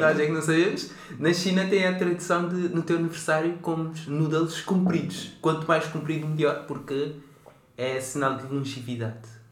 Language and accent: Portuguese; Cape Verde; now in Portugal; Eu nasci em Cabo Verde